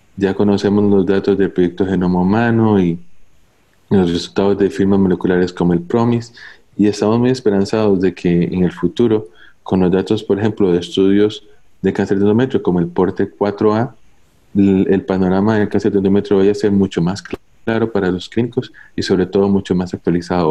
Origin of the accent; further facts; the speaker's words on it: Costa Rica; soy oncólogo médico de Costa Rica, trabajo para la Seguridad Social en el Hospital México